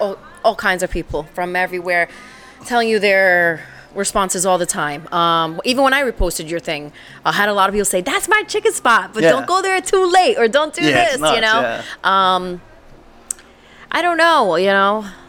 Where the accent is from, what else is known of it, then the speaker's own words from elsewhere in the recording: Ridgefield Park, New Jersey, United States; also born or lived in Washington Heights, New York; now in East Rutherford, United States; I was born in New York, but I moved to Richfield Park when I was like 7.